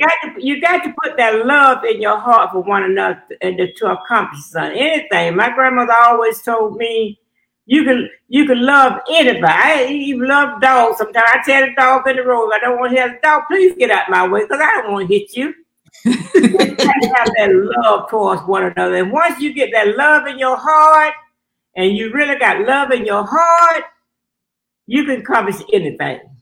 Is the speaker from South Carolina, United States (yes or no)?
yes; Greenwood, South Carolina, United States; I am from Greenwood, South Carolina.